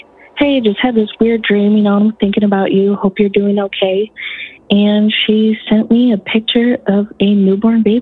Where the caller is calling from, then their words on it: Michigan, United States; I'm calling from Michigan